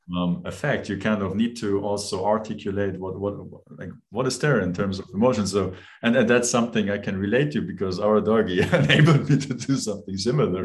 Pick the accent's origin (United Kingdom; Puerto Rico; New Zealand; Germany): Germany; now in Switzerland; I'm from Germany. I now live in Switzerland